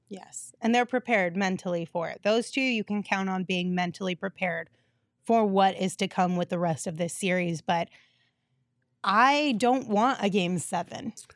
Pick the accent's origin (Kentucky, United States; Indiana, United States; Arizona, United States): Arizona, United States; Sierra Vista; now in Phoenix, United States; I grew up in Sierra Vista